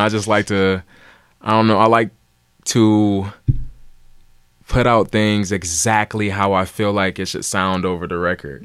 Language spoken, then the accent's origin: English; Cleveland, Ohio, United States; also born or lived in Los Angeles; I'm from Cleveland, born and raised